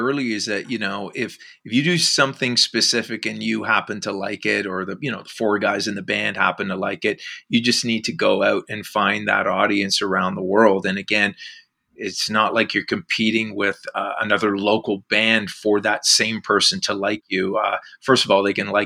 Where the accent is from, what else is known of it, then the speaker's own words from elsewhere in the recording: Whitby, Ontario, Canada; also born or lived in Oshawa / Ajax; now in Oakville, Canada; I was actually born in Oshawa, but I grew up in Whitby and then Ajax.